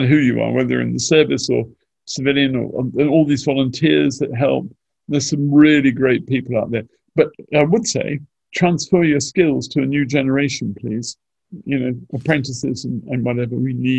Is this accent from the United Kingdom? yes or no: yes; St Austell, South West England, United Kingdom; I come from St. Austell, so I'd like the St. Austell and District Spitfire marking scheme